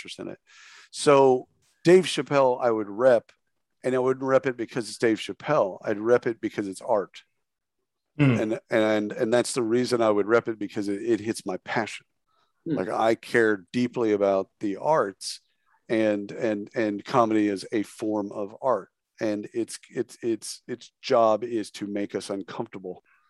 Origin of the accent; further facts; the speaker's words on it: Texas, United States; I grew up obviously in Texas